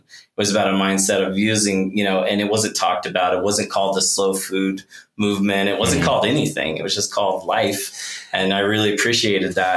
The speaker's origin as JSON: {"language": "English", "region": "Oklahoma", "country": "United States", "tie": "born or raised there", "moved": "as an adult", "said": "I grew up in Oklahoma and that's like, you know, I left pretty much the day after high school"}